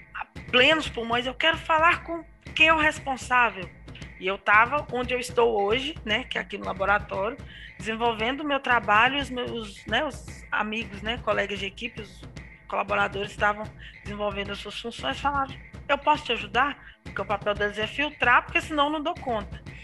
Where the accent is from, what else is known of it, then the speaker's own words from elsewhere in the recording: Tabira, Pernambuco, Brazil; moved away as an adult; also born or lived in Vale do Aço, Minas Gerais; sou natural de Tabira, 35 anos